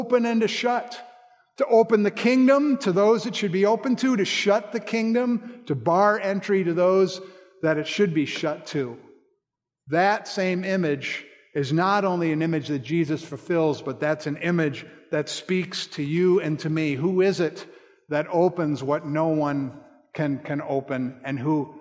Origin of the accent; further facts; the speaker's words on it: Colorado, United States; I grew up in Colorado, and my father took me hunting every year